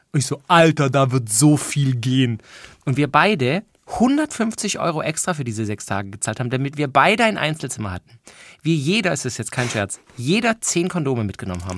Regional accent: Stuttgart, Baden-Württemberg, Germany; ich war ja aus dem Raum Stuttgart

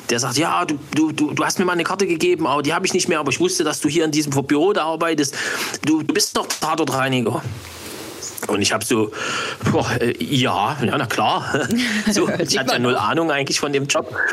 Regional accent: Saxony, Germany; Ich bin ein Sachse.

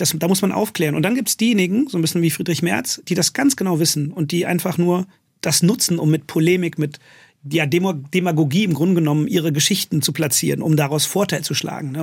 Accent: Königswinter, North Rhine-Westphalia, Germany; also born or lived in London; ich bin auch in Königswinter aufgewachsen

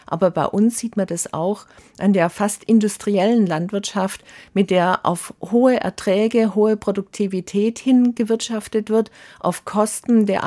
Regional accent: Baden-Württemberg, Germany; Früher auch in meiner Jugend auf der Schwäbischen Alb war die Feldlerche überall verbreitet.

